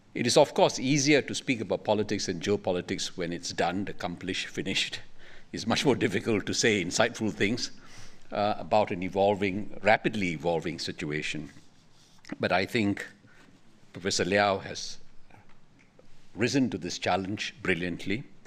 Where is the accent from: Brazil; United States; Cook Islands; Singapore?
Singapore; we in Singapore